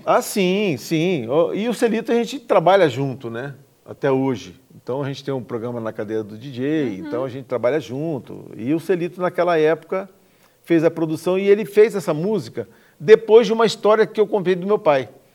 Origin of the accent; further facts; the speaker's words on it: Campo Grande, Mato Grosso do Sul, Brazil; also born or lived in Aquidauana; Cresci em Campo Grande, mas sou aqui da Onense, de, de, de nascença. mas desde dois anos de idade estou aqui em Campo Grande, me criei aqui